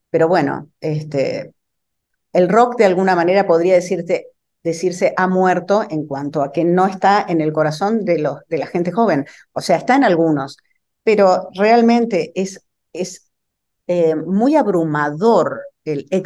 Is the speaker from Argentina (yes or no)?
yes; Argentina; now in Brooklyn, United States